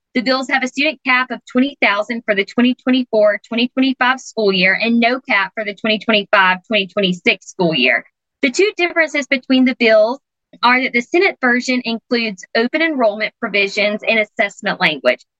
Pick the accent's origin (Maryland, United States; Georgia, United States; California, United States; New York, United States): Georgia, United States; I'm back in my home state of Georgia